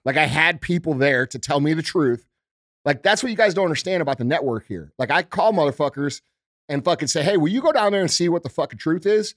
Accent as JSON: {"language": "English", "country": "United States", "said": "as a American citizen"}